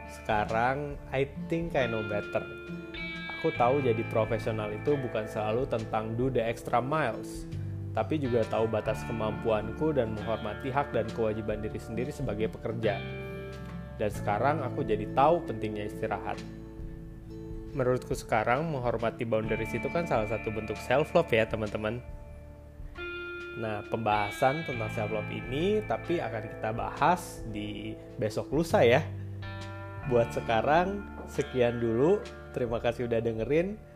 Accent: Bandung, West Java, Indonesia; now in Jakarta, Indonesia; setelah aku merantau dari Bandung ke

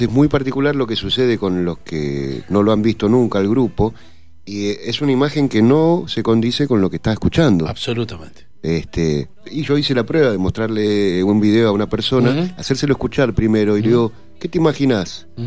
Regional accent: Avellaneda, Buenos Aires Province, Argentina; now in Mendoza, Argentina; soy de Avellaneda. Claro. Hace 27, 28 años voy a cumplir ya

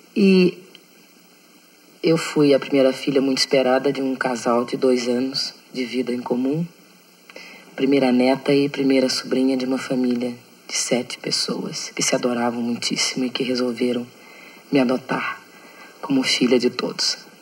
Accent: Porto Alegre, Rio Grande do Sul, Brazil; Eu nasci em Porto Alegre em 1945

